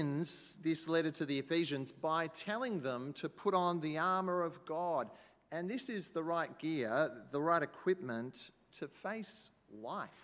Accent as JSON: {"language": "English", "region": "Queensland", "country": "Australia", "said": "I come from Queensland"}